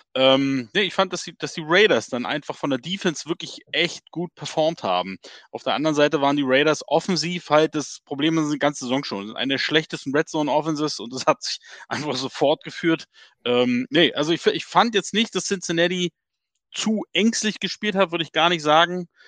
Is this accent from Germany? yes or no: yes; Berlin, Germany; accent: Berliner Schnauze; du und ich alle Berliner Schnauzen